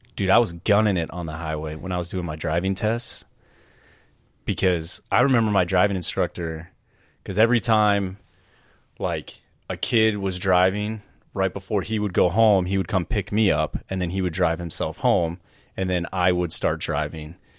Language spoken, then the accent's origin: English; East Coast, United States; moved away; also born or lived in Massachusetts; growing up on the East Coast and then living in the West Coast